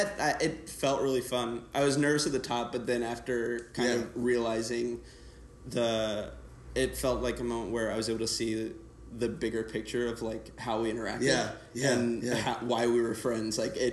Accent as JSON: {"language": "English", "town": "High Point", "region": "North Carolina", "country": "United States", "said": "I'm from High Point."}